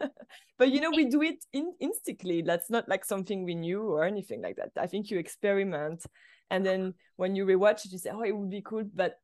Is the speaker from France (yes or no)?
yes; France; English is a second language; moved away as an adult; I moved directly from France to go to AFI. So for me, it was like kind of a culture shock too at the same time. You know, I was not very fluent in English yet.